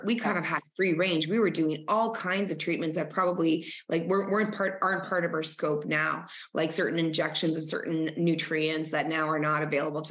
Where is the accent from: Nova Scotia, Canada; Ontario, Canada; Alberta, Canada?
Ontario, Canada; Northern; I grew up in Northern Ontario, Canada, the only Spanish kid amongst, you know, French Canadians and Canadians.